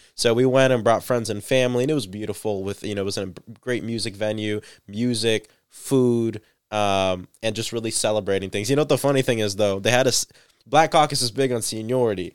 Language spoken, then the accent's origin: English; Central Florida, United States; born and raised in Central